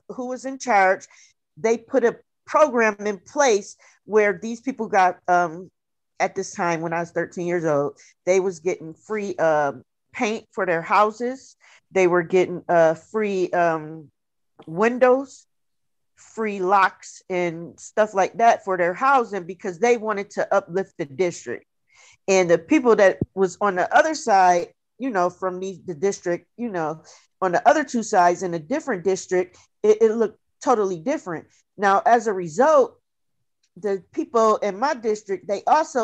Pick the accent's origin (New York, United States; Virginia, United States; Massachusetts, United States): New York, United States; now in Atlanta, United States; I'm from Atlanta, New York